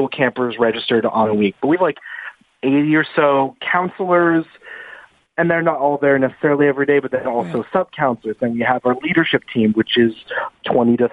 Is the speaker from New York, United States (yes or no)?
no; the Valley, Southern California, United States; I grew up in Southern California here in the Valley.